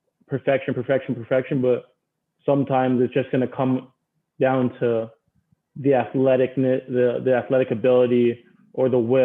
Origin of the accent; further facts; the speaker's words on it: Toronto, Ontario, Canada; moved away as an adult; also born or lived in Maryland; growing up in Toronto